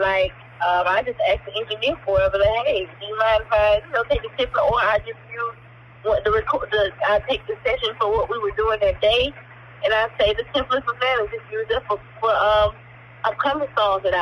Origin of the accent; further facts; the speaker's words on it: Atlanta, Georgia, United States; I'm a producer from Atlanta, Georgia